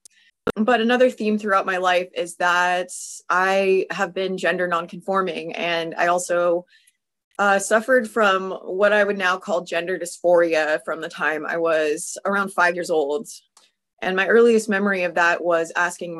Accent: California, United States; I'm from California

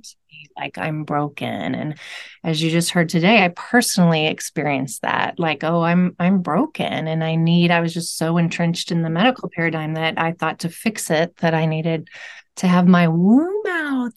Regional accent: Louisville, Kentucky, United States; I'm from Louisville, Kentucky.

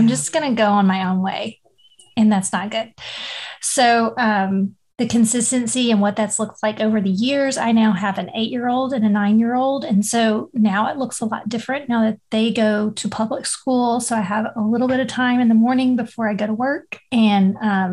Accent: Louisiana, United States; now in Texas, United States; In Louisiana, I grew up in the middle of a cotton field

